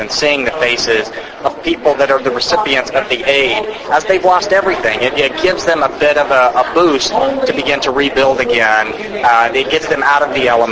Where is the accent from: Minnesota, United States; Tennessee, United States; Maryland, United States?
Tennessee, United States; Nashville; I'm actually from Nashville, Tennessee